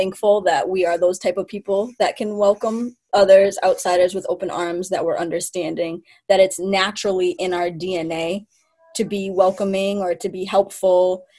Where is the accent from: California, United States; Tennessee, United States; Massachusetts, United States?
Massachusetts, United States; Mashpee; I'm from Mashpee, and I'm from the Mashpee Wampanoag tribe